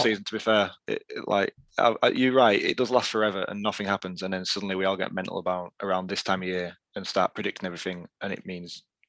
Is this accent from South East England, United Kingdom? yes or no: no; Yorkshire and the Humber, United Kingdom; It's the Yorkshire lad starting again tonight.